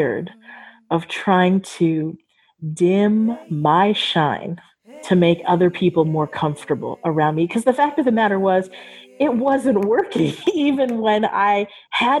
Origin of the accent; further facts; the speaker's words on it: San Diego, California, United States; moved away as an adult; also born or lived in Japan; now in Tirana, Albania; I am originally from San Diego, California, in the United States of America. I am currently located in Tirana